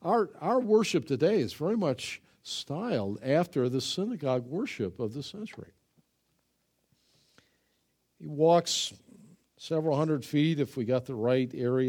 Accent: Ireland; I'm Irish, you know. We just grab people by the throat, you know.

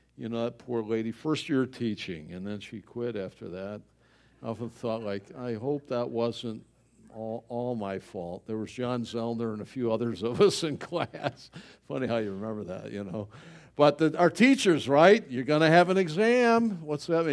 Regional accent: Buffalo, New York, United States; I'm from Buffalo

